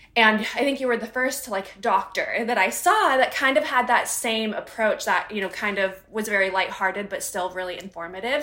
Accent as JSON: {"language": "English", "country": "United States", "tie": "born or raised there", "said": "growing up in the United States"}